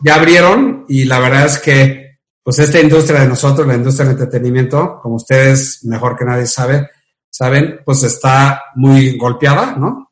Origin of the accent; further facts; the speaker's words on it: Mexico; soy orgullosamente mexicano